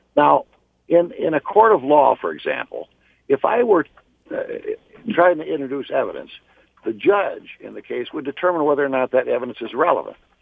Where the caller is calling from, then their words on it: Novi, Michigan, United States; I'm calling from Novi, Michigan